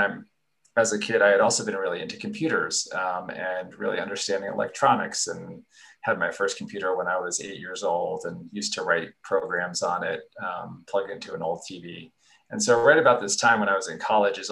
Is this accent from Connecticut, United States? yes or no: yes; Connecticut, United States; moved away as an adult; also born or lived in Santa Barbara, California; I grew up in Connecticut where it was cold and rainy